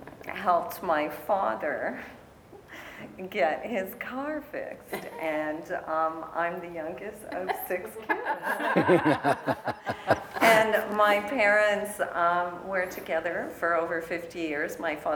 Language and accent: English; Sault Ste. Marie, Ontario, Canada; my father is French Canadian. And I'm originally from Sault Ste. Marie, which is Bowating in Anishinaabe, and it is by Kichigami, which is Lake Superior, which means big body of water.